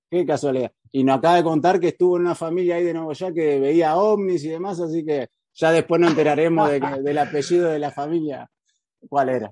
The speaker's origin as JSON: {"language": "Spanish", "region": "Entre Ríos", "country": "Argentina", "moved": "yes", "said": "yo soy de Nuevo Entre Ríos"}